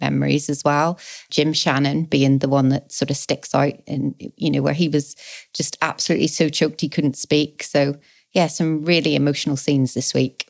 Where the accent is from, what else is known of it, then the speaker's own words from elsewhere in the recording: Belfast, Northern Ireland, United Kingdom; now in England; I grew up in Belfast.